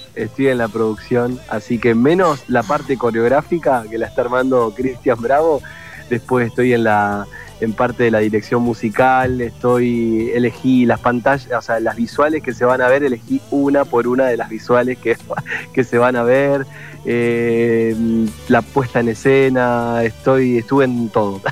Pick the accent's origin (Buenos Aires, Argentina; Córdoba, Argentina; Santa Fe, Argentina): Santa Fe, Argentina; Rosario; Rosario, que es mi ciudad, que, nada, donde, a donde voy digo con mucho orgullo que, soy rosarino